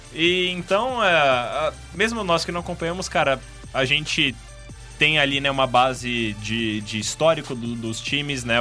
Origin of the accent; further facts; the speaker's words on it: Brazil; nós que somos brasileiros